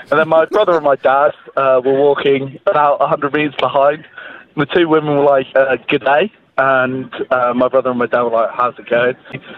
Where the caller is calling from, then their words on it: Manchester, North West England, United Kingdom; Calling once again from Manchester.